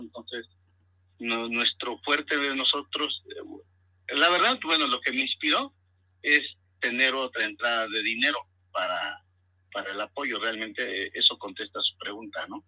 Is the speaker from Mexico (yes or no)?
yes; Mexico; nosotros eh, que somos mexicanos